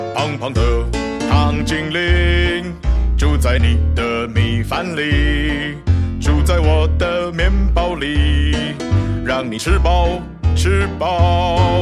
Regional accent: Hubei, China; now in Shanghai, China; 这个梁子湖的螃蟹，就是我从小吃到大的一种螃蟹

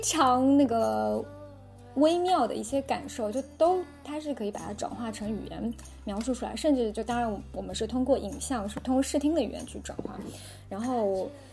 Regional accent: Wuhan and Enshi, Hubei, China; 我在两个城市都成长生活过，就武汉跟恩施

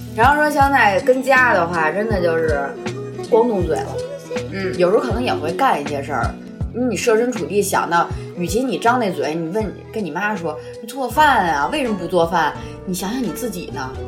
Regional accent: Beijing, China; accent: Beijing accent; 我们的北京腔

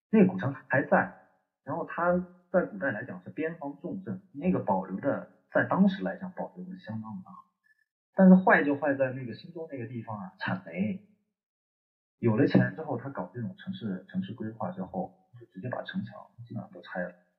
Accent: Shanxi, China; also born or lived in Chengdu; now in Lhasa, China; 现在回了我老家山西一趟

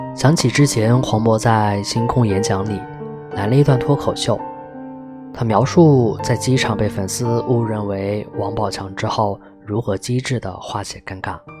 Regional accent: Qingdao, Shandong, China; 我们都是青岛人

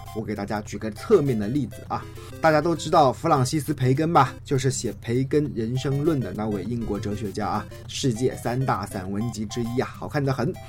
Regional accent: China; 至于说我们中国人呢

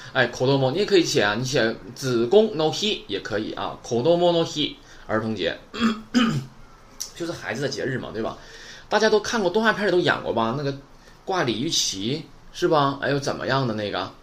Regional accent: Shenyang, Liaoning, China; 那我是沈阳的

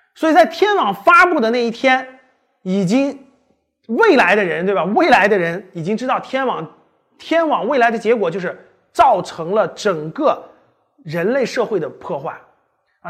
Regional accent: China; 他呢是还跟我们中国人有点关系是吧？

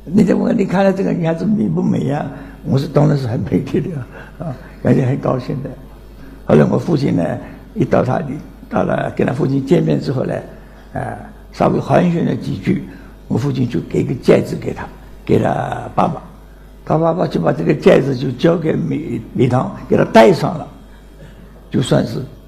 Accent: Nancheng, Jiangxi, China; moved away; 今年九十二岁，江西南城人

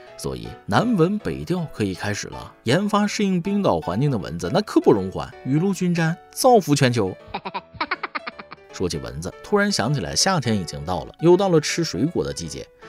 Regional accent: northern China, China; 身为一个北方人

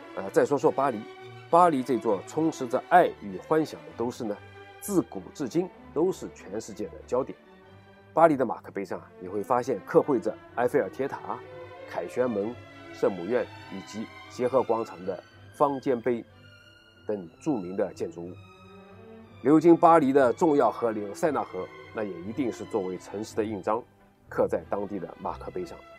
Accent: China; 回到我们的故乡 在中国

